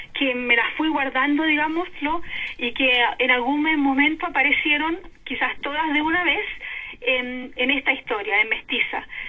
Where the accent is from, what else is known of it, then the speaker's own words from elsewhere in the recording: Concepción, Biobío, Chile; moved away as an adult; also born or lived in Santiago; now in Germany; nací, fui criada en Concepción, después estudié un tiempo en Santiago y pasé a vivir a Alemania el 86